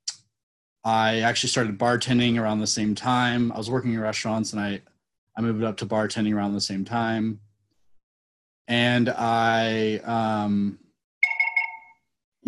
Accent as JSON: {"language": "English", "town": "Napa", "region": "California", "country": "United States", "tie": "born or raised there", "said": "I grew up in Napa"}